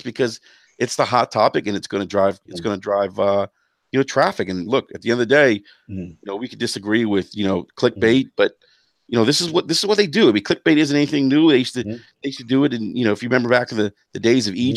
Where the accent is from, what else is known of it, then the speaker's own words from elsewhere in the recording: Washington, District of Columbia, United States; that's my hometown